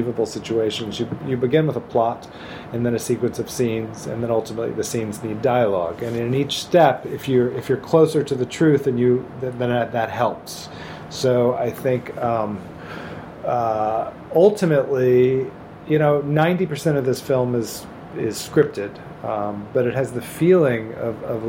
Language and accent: English; Memphis, Tennessee, United States; I grew up in Memphis, Tennessee in the 1960s and 70s.